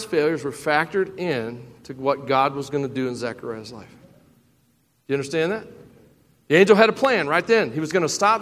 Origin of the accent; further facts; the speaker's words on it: Tennessee, United States; I am from Tennessee